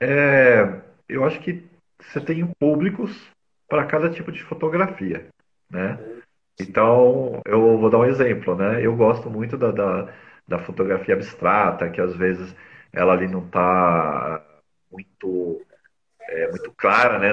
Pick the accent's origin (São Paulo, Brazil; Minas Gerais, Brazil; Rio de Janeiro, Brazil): São Paulo, Brazil; Eu nasci, é, sou paulistano, nasci aqui na capital de São Paulo